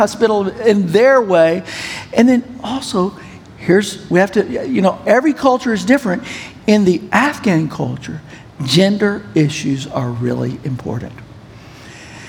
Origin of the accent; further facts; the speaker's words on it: United States; also born or lived in Pakistan; I'm an American